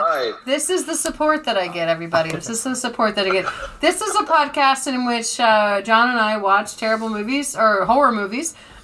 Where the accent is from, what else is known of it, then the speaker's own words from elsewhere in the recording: United States; also born or lived in Japan / Georgia; we're Americans